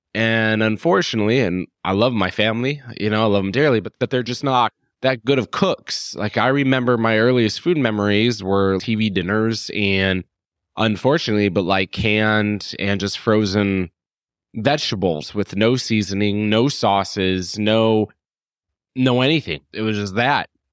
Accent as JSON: {"language": "English", "town": "Phoenix", "region": "Arizona", "country": "United States", "moved": "yes", "said": "I'm from Phoenix, Arizona originally"}